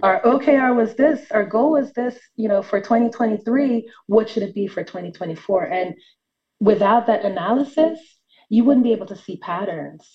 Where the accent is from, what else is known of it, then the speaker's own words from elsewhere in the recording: New York City, New York, United States; moved away as an adult; now in Atlanta, United States; I am from New York City, uh, not born, but raised in Brooklyn, New York, and recently just moved to Atlanta about a year ago for work